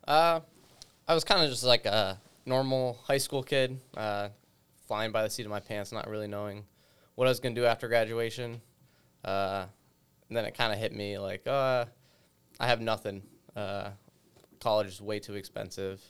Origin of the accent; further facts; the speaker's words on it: United States; I grew up in, uh, the western part of the state, so more rural